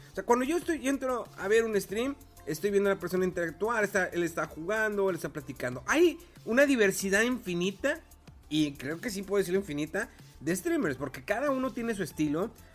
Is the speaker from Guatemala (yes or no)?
no; Mexico; Y somos aquí de México, somos de lugares pequeños